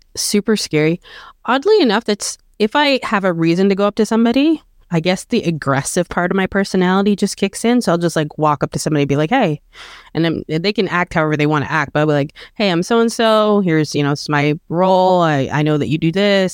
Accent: Canada; I'm Canadian and I was born here and I, you know, love my country

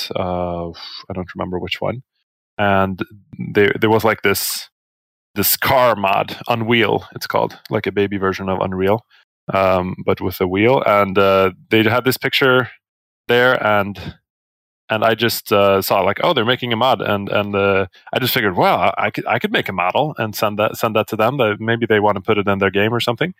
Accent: Sweden; I'm from Sweden.

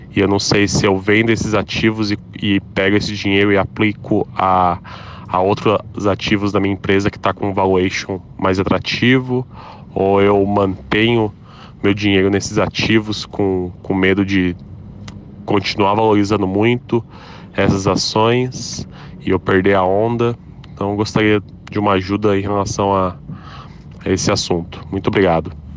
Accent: São José dos Campos, São Paulo, Brazil; sou de São José dos Campos

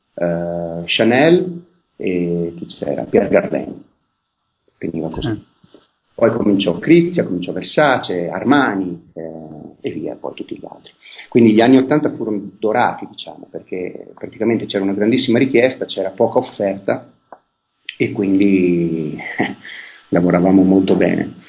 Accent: province of Vicenza, Veneto, Italy; io sono nato nel millenovecentosessantaquattro in provincia di Vicenza

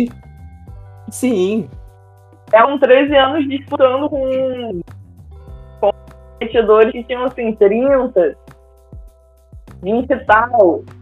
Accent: Miguel Pereira, Rio de Janeiro, Brazil; Quando eu era criança, né, morando em Miguel Pereira

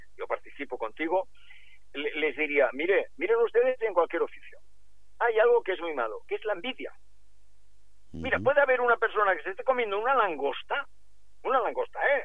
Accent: Girona, Catalonia, Spain; aquí en mi tierra, en Gerona

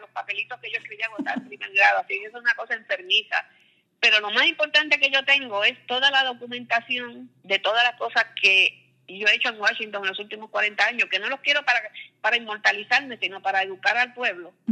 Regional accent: Caguas, Puerto Rico; born there; Eh, yo nací en Caguas, ella vivía cerquita de la plaza

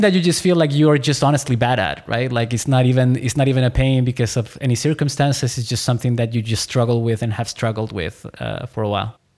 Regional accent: Chile; I was born in Chile.

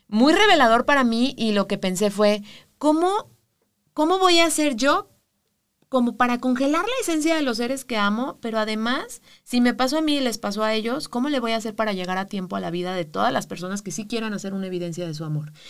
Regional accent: Mexico; los mexicanos somos así

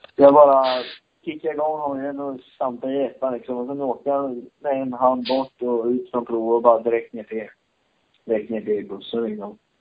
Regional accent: Sweden; now in Spain; när jag var på USM-nivå hemma i Sverige

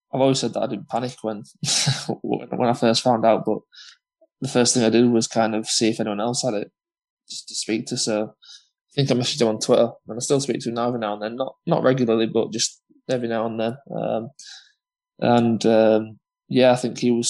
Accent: Huddersfield, Yorkshire and the Humber, United Kingdom; from Huddersfield

